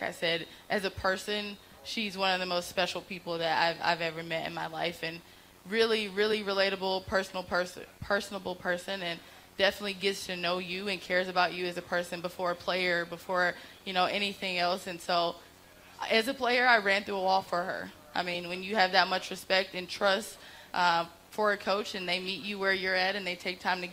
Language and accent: English; Chicago, Illinois, United States; I'm from Chicago